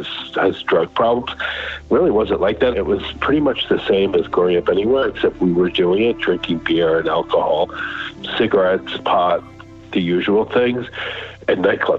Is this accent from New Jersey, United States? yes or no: no; New York City, New York, United States; I grew up on the Upper East Side, and kids on the Upper East Side grew up fast. We were in New York City, and we were 16, 17, 18